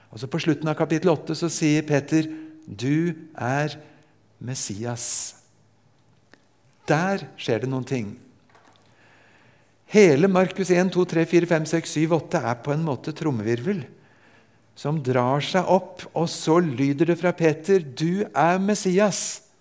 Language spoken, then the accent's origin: Norwegian; Japan; Jeg er født og vokst opp i Japan.